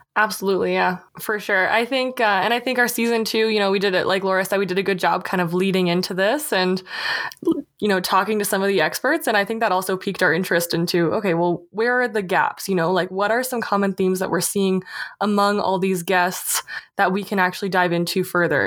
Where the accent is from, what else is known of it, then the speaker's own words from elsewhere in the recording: Canada; being a Canadian